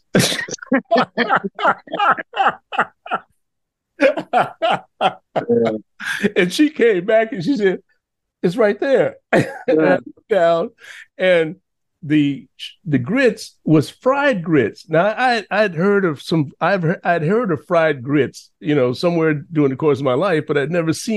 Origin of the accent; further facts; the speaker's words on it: Chicago, Illinois, United States; now in New York City, United States; I was conceived in New Orleans, but I was born in Chicago